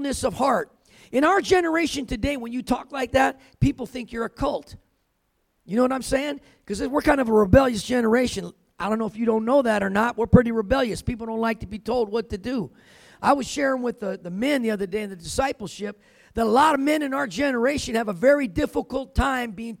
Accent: California, United States; I grew up in California

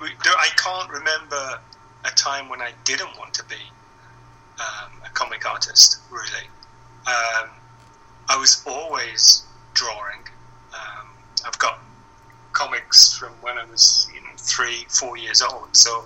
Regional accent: England, United Kingdom; as an English guy

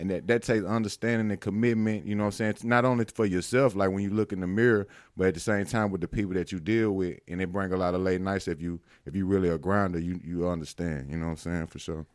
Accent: Louisville, Mississippi, United States; also born or lived in Carthage, Mississippi; I'm from Winston County, man. Um, I was born and raised there.

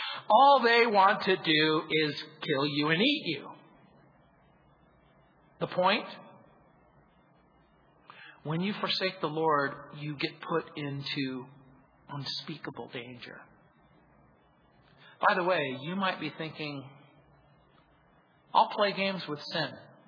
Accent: New Orleans, Louisiana, United States; born there; I was born in New Orleans and spent my summers there.

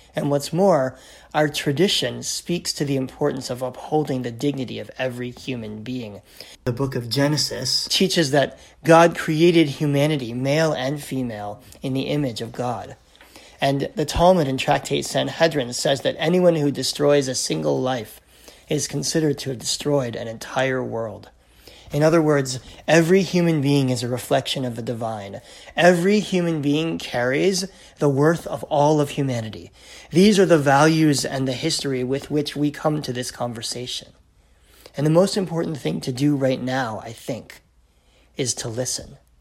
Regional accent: United States; now in Canada; in Canada, where I live today, even though I'm American by birth

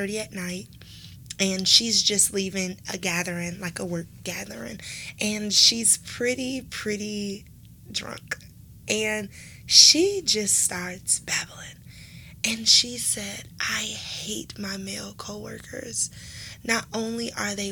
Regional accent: Detroit, Michigan, United States; growing up in Detroit, we're very segregated.

